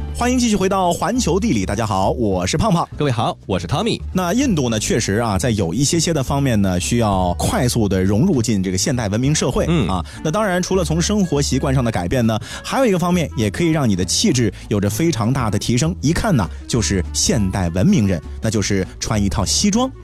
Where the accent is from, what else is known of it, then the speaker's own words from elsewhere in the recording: China; 咱们现在的中国人